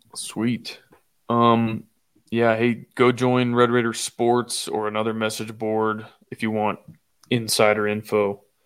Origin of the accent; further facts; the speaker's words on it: Austin, Texas, United States; I'm from Austin